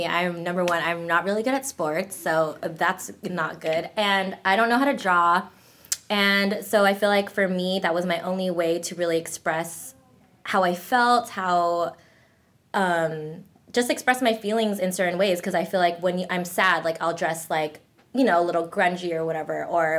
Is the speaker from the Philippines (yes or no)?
yes; Philippines; oh, and I'm not Korean. I'm Filipino.